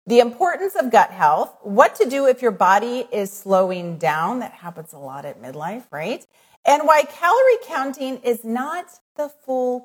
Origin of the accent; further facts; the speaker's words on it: Midwest, United States; accent: plain Midwest; a little like plain Midwest accent